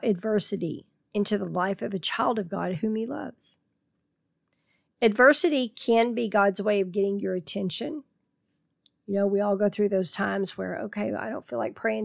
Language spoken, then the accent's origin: English; Tornado Alley, United States; Growing up in Tornado Alley